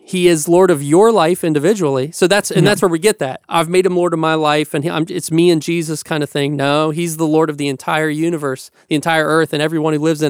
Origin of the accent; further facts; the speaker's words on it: Appalachia, United States; I'm Appalachian